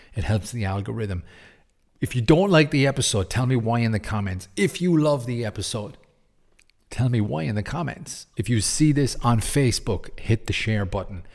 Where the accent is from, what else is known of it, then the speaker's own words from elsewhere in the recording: Cork, Munster, Ireland; my hometown in Cork, in Ireland, on the south